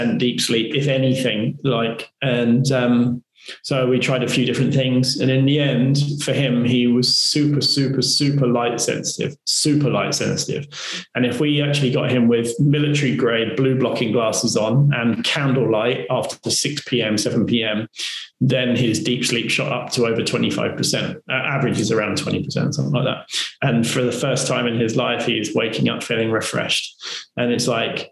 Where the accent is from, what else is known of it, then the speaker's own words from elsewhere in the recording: United Kingdom; we're British